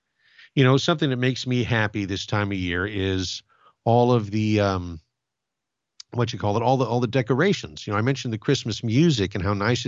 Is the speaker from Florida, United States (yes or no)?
no; Glendora, California, United States; When I was a boy, I grew up in Glendora, California, and next to the city hall, there is an old pine tree